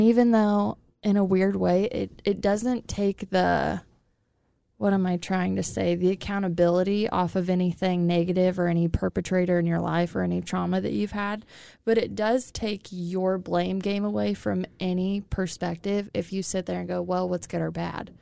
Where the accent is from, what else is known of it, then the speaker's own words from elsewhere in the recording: Illinois, United States; also born or lived in Kansas City; now in Wichita, United States; I'm originally from Illinois, but I came from Kansas City when I moved to Wichita